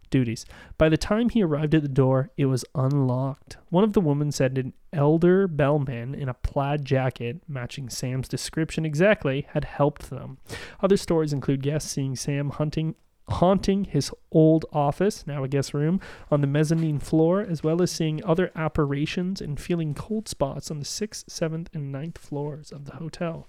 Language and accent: English; Canada; we're Canadian